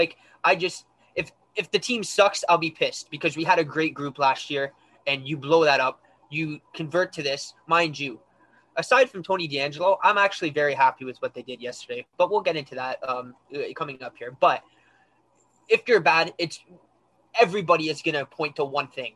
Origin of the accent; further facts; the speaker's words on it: Ottawa, Ontario, Canada; I'm from Ottawa